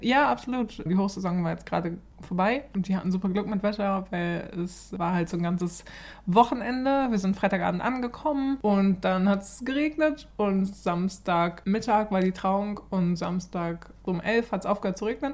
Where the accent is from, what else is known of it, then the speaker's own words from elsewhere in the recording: Germany; now in Stockholm, Sweden; unser Leben als Deutsche